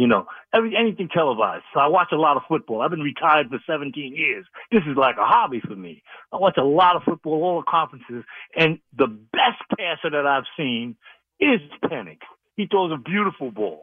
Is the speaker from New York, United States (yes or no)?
yes; New York, United States; also born or lived in Northern California; now in Sacramento, United States; I'm a New Yorker, of a expatriate. I grew up in New York in the fifties